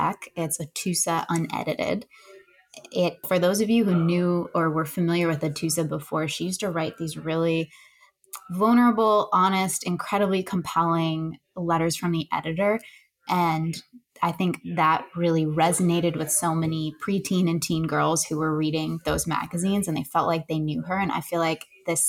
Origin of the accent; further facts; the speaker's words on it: upstate New York, United States; I was born in New York City, but we moved to upstate New York when I was about five